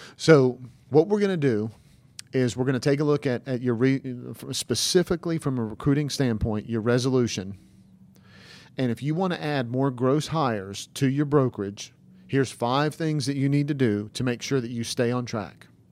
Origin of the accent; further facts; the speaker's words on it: the South, United States; we're from the South